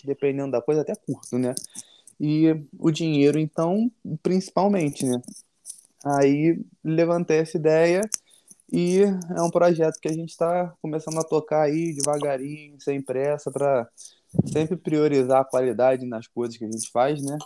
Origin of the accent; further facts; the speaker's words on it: Rio de Janeiro, Brazil; Natural do Rio, nascido e criado aqui lá na Norte